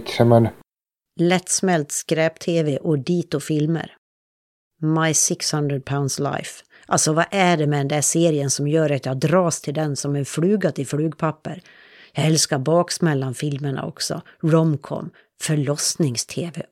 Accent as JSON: {"language": "Swedish", "region": "Dalarna County", "country": "Sweden", "tie": "born or raised there", "said": "Jag växte upp i Dalarna"}